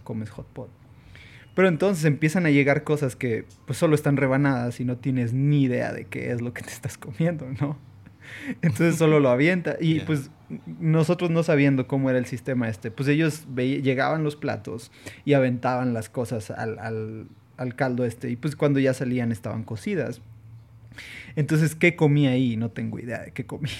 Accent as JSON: {"language": "Spanish", "country": "Mexico", "also_born_or_lived": "Saltillo", "said": "estando en Hong Kong siendo mexicanos"}